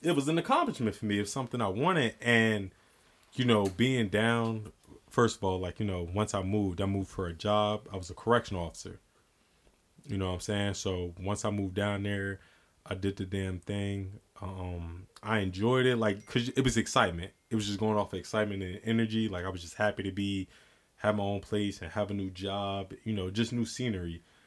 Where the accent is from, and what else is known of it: New Jersey, United States; born or raised there